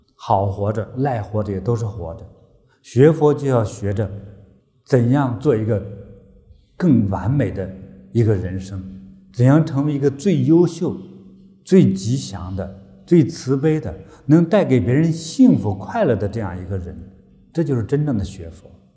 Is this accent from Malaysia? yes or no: no; China; 我们中国人